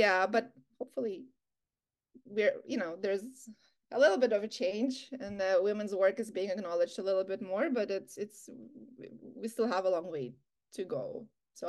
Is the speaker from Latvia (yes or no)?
yes; Latvia; now in Canada; I wanted to know more about Canadian art because I came from Latvia.